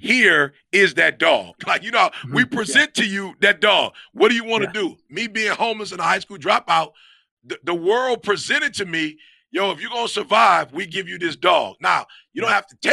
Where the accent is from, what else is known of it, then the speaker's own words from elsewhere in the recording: Detroit, Michigan, United States; now in Grand Ledge, United States; I'm from Detroit